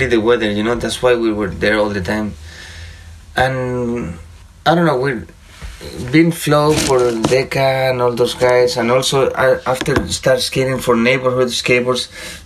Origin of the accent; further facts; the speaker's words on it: Madrid, Community of Madrid, Spain; moved away as an adult; now in Denver, United States; some neighbors from my hometown, you know, back in Madrid in Spain